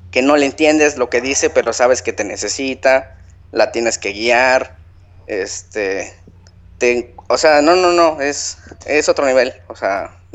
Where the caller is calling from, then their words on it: Ciudad del Carmen, Campeche, Mexico; Desde Ciudad del Carmen.